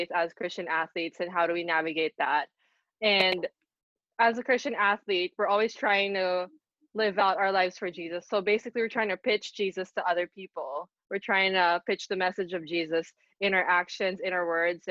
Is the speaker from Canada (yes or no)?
no; Philippines; moved away as an adult; also born or lived in San Francisco, California / Fullerton, California / Nottingham, United Kingdom; I was born in San Francisco, California. I grew up in the Philippines, but throughout my life, I was traveling a lot for golf